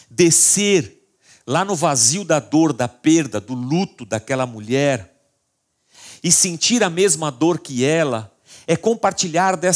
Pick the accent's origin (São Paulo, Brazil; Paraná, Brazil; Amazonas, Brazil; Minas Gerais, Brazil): Minas Gerais, Brazil; Barbacena; Porque lá de Barbacena, de onde eu vim, a gente queria resolver as pessoas, sempre.